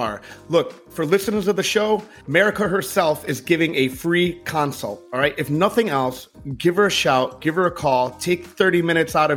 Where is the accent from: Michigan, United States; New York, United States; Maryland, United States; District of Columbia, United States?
Michigan, United States; Detroit; moved away; also born or lived in New Orleans; I'm from Detroit.